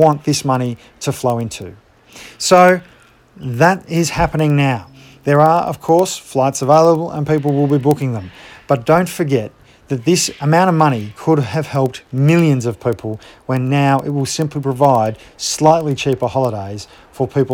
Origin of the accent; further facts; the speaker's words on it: Ballarat, Victoria, Australia; my hometown of Ballarat